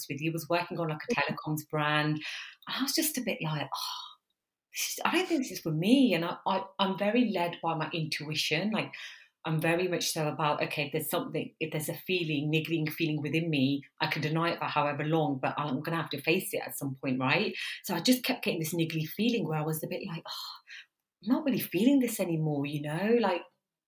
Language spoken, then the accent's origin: English; Coventry, West Midlands, United Kingdom; accent: Midlands twang; also born or lived in London; I'm originally from the Midlands, London University, Coventry, but now I'm in Birmingham. The twang is still there